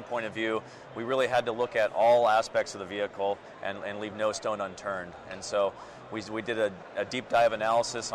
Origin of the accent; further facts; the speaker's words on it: Minnesota, United States; also born or lived in Germany; now in Portland, United States; I'm originally from Minnesota, and moved over to Portland then.